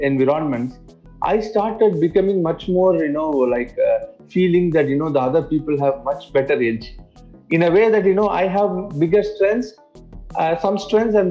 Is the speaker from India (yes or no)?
yes; India; English is a second language; now in Dubai, United Arab Emirates; I'm not from UAE. I'm actually, born and brought up in India. I grew in a small town, which is almost in the coast of India